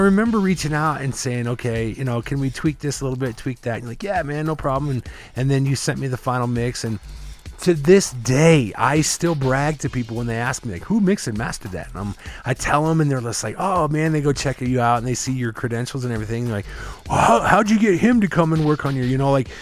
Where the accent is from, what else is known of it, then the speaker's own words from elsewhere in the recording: Midwest, United States; I grew up in the Midwest